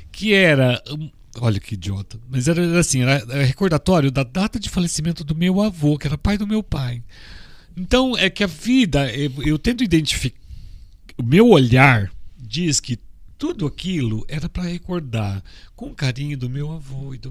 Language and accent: Portuguese; United States; now in Brazil; Eu quero achar meu papel porque eu sou americano. Eu tô no Brasil, vim parar no Brasil no final, mas eu nasci nos Estados Unidos